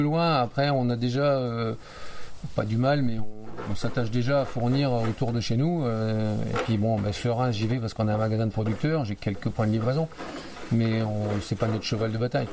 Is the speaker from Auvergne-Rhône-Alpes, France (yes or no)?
no; Vitry-le-François, Grand Est, France; also born or lived in Reims; je suis un gars du coin, oui, je suis né à Reims, j'ai grandi à Vitry-le-François